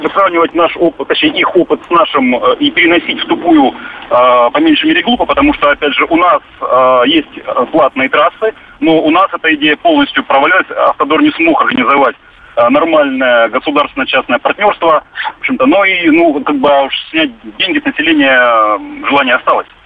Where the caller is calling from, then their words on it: Rostov-on-Don, Rostov Oblast, Russia; Здравствуйте, Ростов.